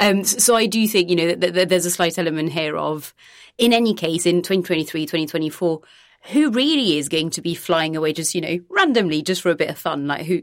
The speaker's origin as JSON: {"language": "English", "town": "Nantes", "region": "Pays de la Loire", "country": "France", "tie": "born or raised there", "also_born_or_lived": "Venice / Britain", "moved": "as an adult", "lives_now": "United Kingdom", "said": "when I was a kid, for example, I grew up in Nantes."}